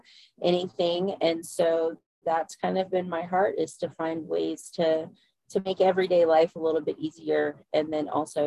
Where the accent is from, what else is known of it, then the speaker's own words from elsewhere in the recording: Central Virginia, United States; I am from Central Virginia, so I'm over here on the East Coast